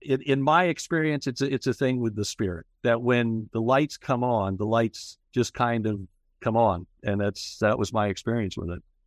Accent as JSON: {"language": "English", "town": "Kokomo", "region": "Indiana", "country": "United States", "tie": "born or raised there", "also_born_or_lived": "Fishers, Indiana", "said": "I was an Episcopal altar boy as a kid in my hometown of Kokomo, Indiana"}